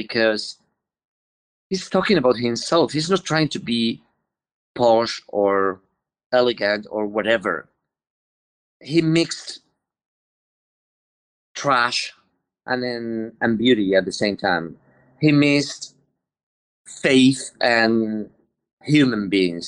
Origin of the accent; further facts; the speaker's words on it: Spain; English is a second language; I'm from the Mediterranean. I'm Spanish